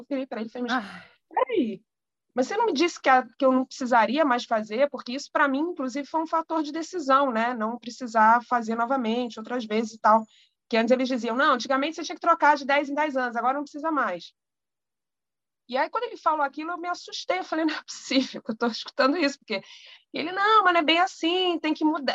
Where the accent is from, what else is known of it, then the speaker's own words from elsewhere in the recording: Rio de Janeiro, Brazil; eu sou do Rio de Janeiro